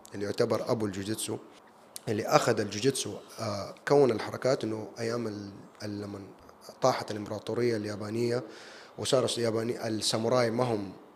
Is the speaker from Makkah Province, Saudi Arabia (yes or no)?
yes; Jeddah, Makkah Province, Saudi Arabia; also born or lived in United States / United Kingdom; انا سعودي وعربي وجداوي